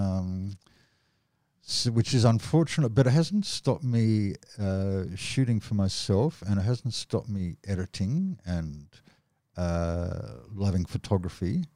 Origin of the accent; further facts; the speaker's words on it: Australia; From Australia